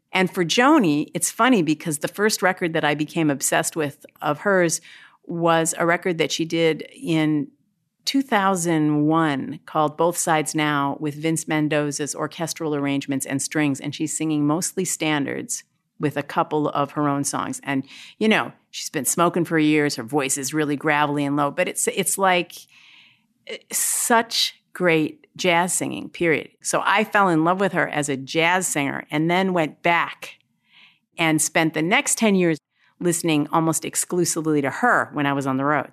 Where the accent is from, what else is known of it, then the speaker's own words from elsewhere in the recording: Milwaukee, Wisconsin, United States; growing up in Milwaukee, I had no exposure to jazz